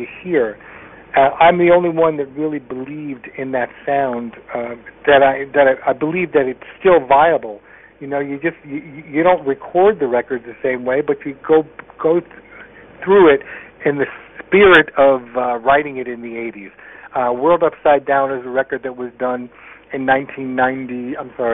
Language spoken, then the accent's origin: English; Connecticut, United States; I was a guy from Connecticut